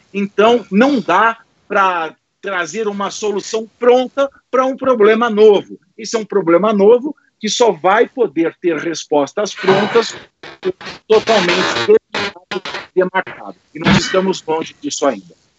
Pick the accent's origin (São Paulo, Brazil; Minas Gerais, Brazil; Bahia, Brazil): São Paulo, Brazil; Itapira; a minha cidade natal é uma cidade que tem um hotel só no centro da cidade